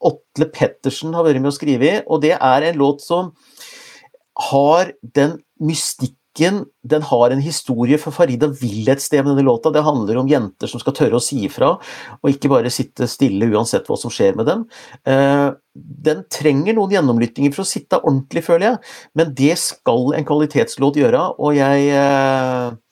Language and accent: Norwegian; Gjøvik, Innlandet, Norway; now in Oslo, Norway; jeg, jeg, jeg, taler jo litt bokmål. Jeg har bodd i Oslo siden jeg er 87, men egentlig så kommer jeg fra Hunndalen, et sted utafor Gjøvik